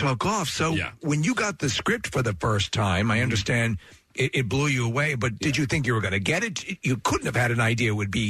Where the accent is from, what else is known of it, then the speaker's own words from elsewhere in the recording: New York, United States; I'm from New York.